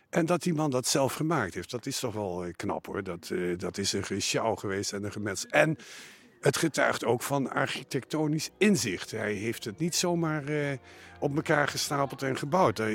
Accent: Nijmegen, Gelderland, Netherlands; also born or lived in Zutphen; now in Belgium; Geboren in Zutphen, opgegroeid in Nijmegen en sinds 1983 wonende in België. Net over de grens bij Maastricht.

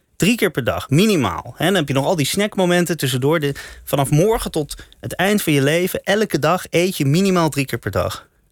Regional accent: Amsterdam, North Holland, Netherlands; born or raised there; also born or lived in The Hague

